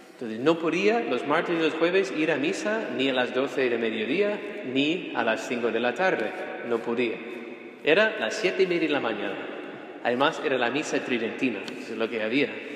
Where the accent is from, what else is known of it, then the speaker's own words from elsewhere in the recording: United States; moved away; also born or lived in Rome, Italy / Spain; siendo ciudadano estadounidense